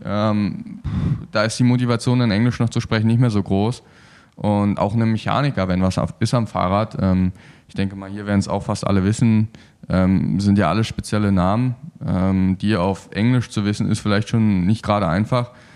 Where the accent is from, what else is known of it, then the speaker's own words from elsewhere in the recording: Berlin, Germany; also born or lived in Cottbus / Erzgebirge; now in Cologne, Germany; ursprünglich komme ich aus Berlin.